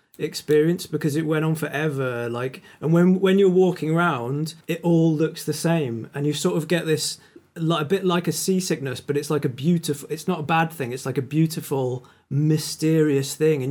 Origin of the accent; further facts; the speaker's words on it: United Kingdom; as British people